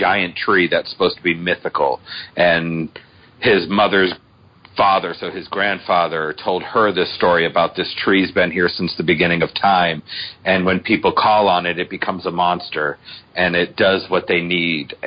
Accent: Boston, Massachusetts, United States; I'm from Boston

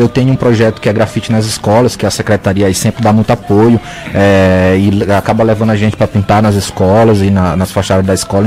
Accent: Tuntum, Maranhão, Brazil; also born or lived in Pará; now in São Luís, Brazil; Eu nasci no Pará, mas fui muito criança pro interior do Maranhão, cidade de Tuntum, no Maranhão.

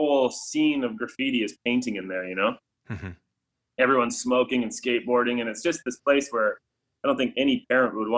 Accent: Calgary, Alberta, Canada; my hometown put a $5,000 fine on graffiti, like a minimum fine

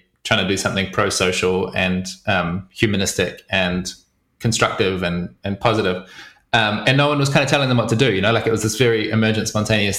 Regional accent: New Zealand; also born or lived in Wellington; I grew up in New Zealand on a farm, so in the middle of nowhere

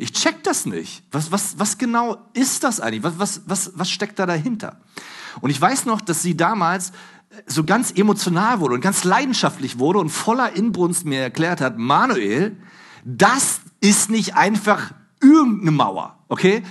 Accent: Germany; Bei uns in Deutschland

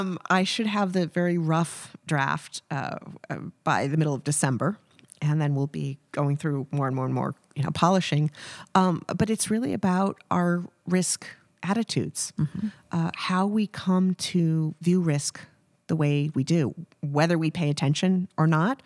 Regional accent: Kansas City, Missouri, United States; born there; But I've got very deep Midwestern roots. I was born in Kansas City.

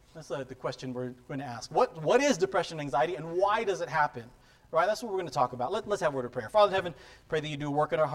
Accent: San Diego, California, United States; I grew up in San Diego, so I'm a Charger fan.

